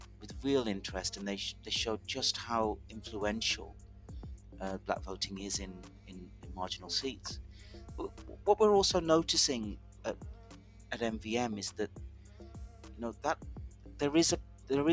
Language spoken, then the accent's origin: English; the Midlands, England, United Kingdom; where I grew up in the Midlands, everybody just voted Labour